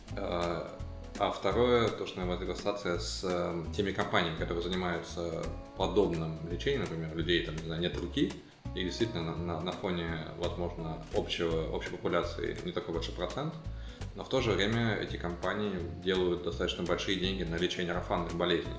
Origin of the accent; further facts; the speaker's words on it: Siberia, Russia; моей родной Сибири